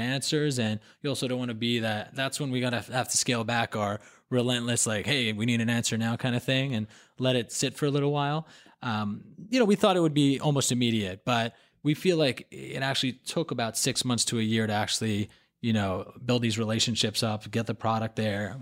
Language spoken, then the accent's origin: English; Hong Kong; now in New York, United States; I grew up in Hong Kong